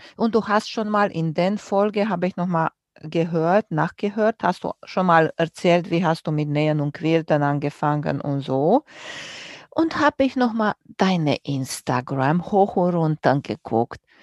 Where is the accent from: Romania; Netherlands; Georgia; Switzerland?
Romania; moved away; ich bin groß geworden in Rumänien und wir hatten nicht viel